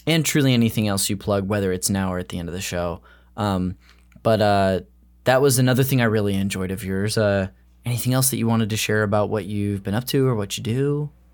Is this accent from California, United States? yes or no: yes; California, United States; I've lived in California my whole life